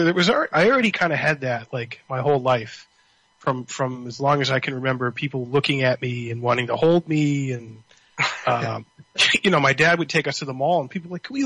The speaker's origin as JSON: {"language": "English", "town": "Somerville", "region": "Massachusetts", "country": "United States", "tie": "born or raised there", "also_born_or_lived": "Cambridge, Massachusetts", "said": "we're from Somerville. We were born in Somerville, and we lived in Cambridge, now near Mount Auburn"}